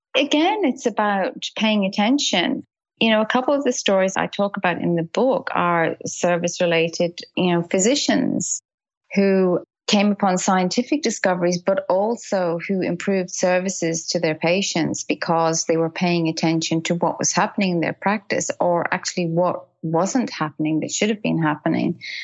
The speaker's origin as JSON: {"language": "English", "town": "Dublin", "region": "Leinster", "country": "Ireland", "tie": "born or raised there", "also_born_or_lived": "United Kingdom", "moved": "as an adult", "lives_now": "Australia", "said": "I grew up in Dublin and we lived in the UK for a lot of years"}